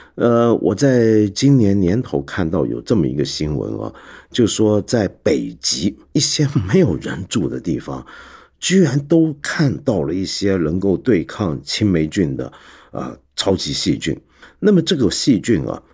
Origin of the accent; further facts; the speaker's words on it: Taiwan; moved away as an adult; also born or lived in mainland China; 我们在台湾长大的小孩